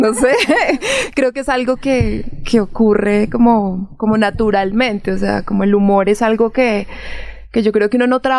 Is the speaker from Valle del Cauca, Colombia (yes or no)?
yes; Sevilla, Valle del Cauca, Colombia; las personas de donde yo soy, que es Sevilla Valle